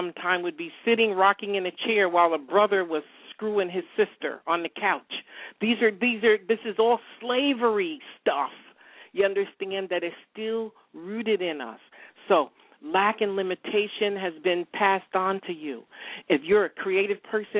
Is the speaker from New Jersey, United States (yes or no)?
no; upstate New York, United States; moved away as an adult; I'm a New Yorker, I moved from upstate New York, went to school with George Pataki, the former governor